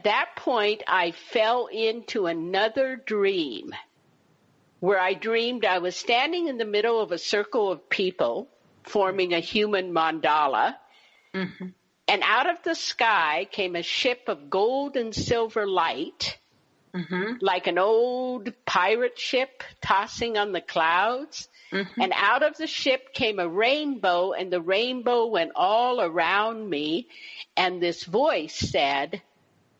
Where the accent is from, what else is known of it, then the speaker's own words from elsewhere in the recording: Berkeley, California, United States; I grew up in Berkeley, California during the 1960s